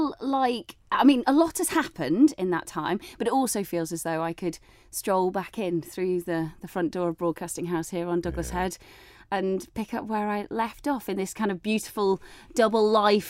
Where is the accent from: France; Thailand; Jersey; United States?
Jersey; St Helier; born there; accent: northern; So I was born in St Helier in the old maternity hospital, which obviously helps when I've got this sort of northern accent and I show up down there